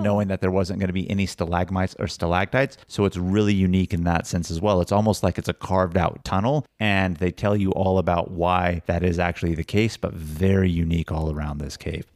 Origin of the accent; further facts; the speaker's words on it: Woodland, California, United States; moved away as an adult; now in San Diego, United States; we grew up in Woodland, California, which is ten minutes north of Sacramento.